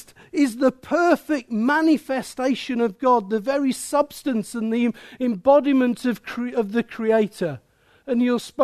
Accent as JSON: {"language": "English", "region": "Midlands", "country": "United Kingdom", "said": "I'm from the Midlands"}